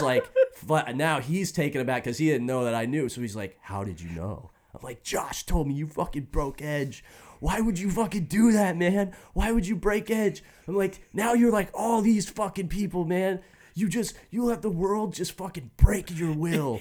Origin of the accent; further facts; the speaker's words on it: Indiana, United States; I'm from Indiana.